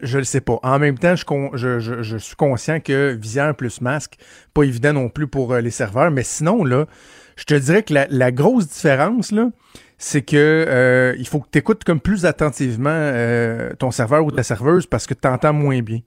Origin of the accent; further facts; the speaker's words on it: Quebec, Canada; en tant que Québécois